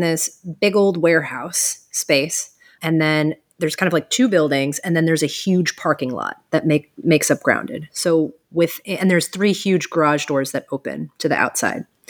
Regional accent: Cleveland, Ohio, United States; moved away as an adult; also born or lived in New York City / Austin; now in Erie, United States; I'm originally from Cleveland

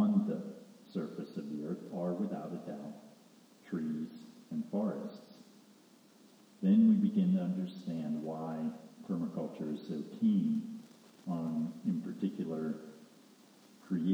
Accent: Pennsylvania, United States; where I grew up in Pennsylvania

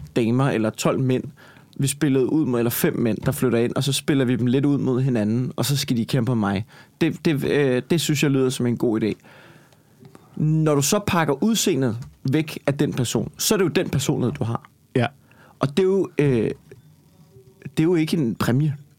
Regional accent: Copenhagen, Capital Region of Denmark, Denmark; accent: Copenhagen dialect; jeg snakker københavns

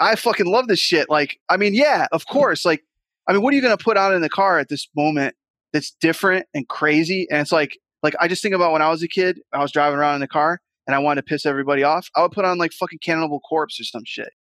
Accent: Rochester, New York, United States

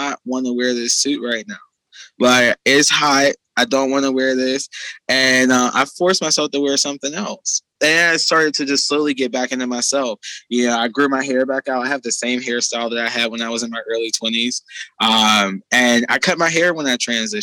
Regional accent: Pittsburgh, Pennsylvania, United States; I'm from Pittsburgh

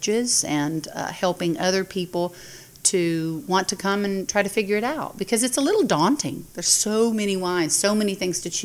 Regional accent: Northwest Georgia, United States; growing up in Northwest Georgia

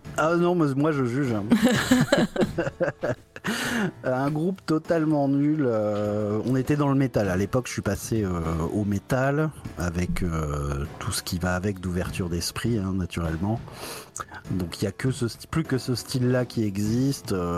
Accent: Épernay, Grand Est, France; moved away as an adult; also born or lived in Metz / Berlin; j'ai grandi à Épernay, qui est une petite ville là où on fait du, champagne

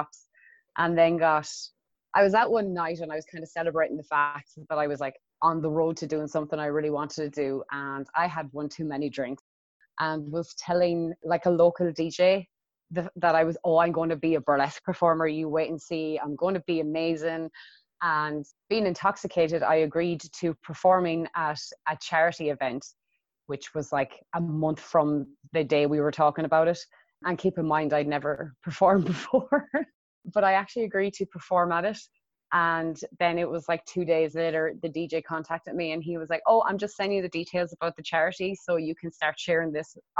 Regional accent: Athlone, Westmeath, Ireland; I'm from Athlone, which is in Westmead in Ireland. And it's a very small town

